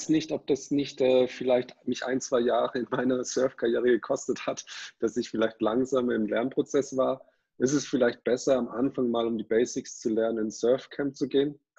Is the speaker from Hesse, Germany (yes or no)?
no; Ulm, Baden-Württemberg, Germany; ich wollte schon immer surfen, ähm, habe aber in meiner Heimat Ulm keine wirklichen Leute gehabt, die auch daran interessiert waren.